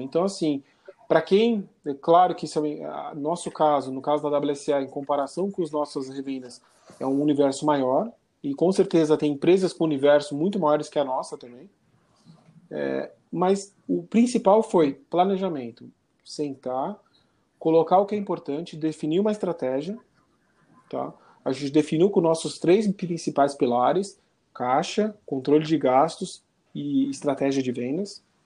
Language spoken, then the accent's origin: Portuguese; Brazil